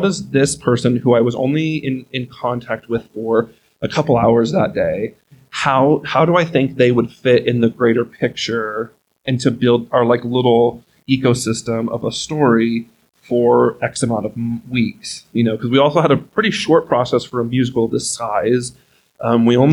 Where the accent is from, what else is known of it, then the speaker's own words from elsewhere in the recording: Los Banos, California, United States; now in Reno, United States; my hometown of Los Banos, California has a community theater